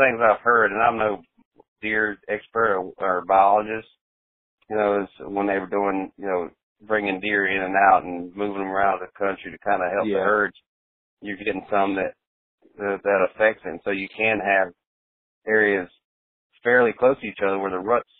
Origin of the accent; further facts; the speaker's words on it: the South, United States; You know, I'm from the South, so it's pretty easy for me to tell when they're tough and not.